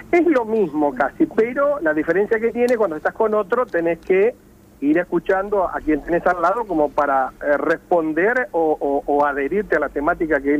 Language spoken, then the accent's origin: Spanish; Maipú, Buenos Aires Province, Argentina; tuve la suerte de eh, ganar en nombre de, Santa Teresita, aunque soy de Maipú, el Cosquín en el año 97 como cantor.